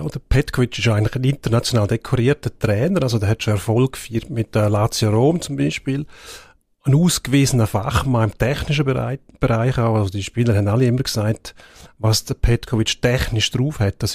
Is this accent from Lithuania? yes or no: no; Switzerland; als Schweizer bist du immer noch der Aussenseiter gewesen